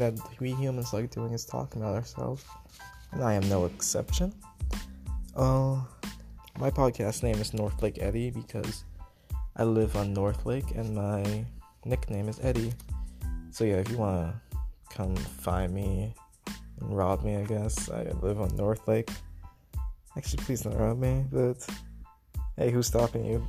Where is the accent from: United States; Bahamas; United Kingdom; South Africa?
Bahamas; moved away; I am from the Bahamas. I came here, what is it, September 2019, after Hurricane Dorian